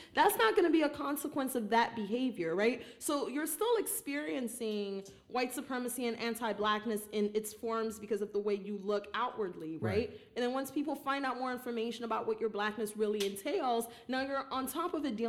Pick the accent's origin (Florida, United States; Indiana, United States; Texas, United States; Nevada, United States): Florida, United States; Fort Lauderdale; first language Haitian Creole; English is a second language; also born or lived in Jacmel, Haiti / Miami, Florida; But I grew up in Fort Lauderdale. I grew up in Miami. So like, that's heavy Caribbean culture.